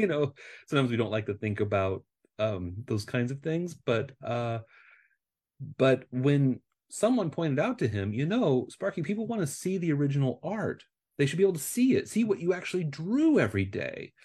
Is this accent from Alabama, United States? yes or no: no; Nebraska, United States; moved away as an adult; now in California, United States; I grew up in Nebraska